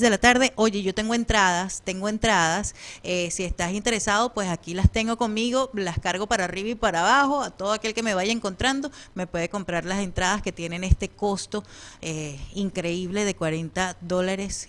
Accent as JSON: {"language": "Spanish", "town": "Maracaibo", "region": "Zulia", "country": "Venezuela", "accent": "maracucho", "moved": "yes", "lives_now": "Phoenix, United States", "said": "yo soy medio maracucha también, ¿no? Eh, venimos de una región es muy particular de, Venezuela en el occidente de, nuestro país"}